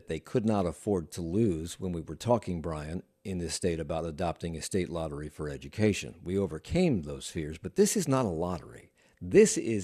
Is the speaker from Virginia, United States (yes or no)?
yes; Alexandria, Virginia, United States; I grew up in Alexandria and was very much surprised in my teenage years to discover that we were part of Virginia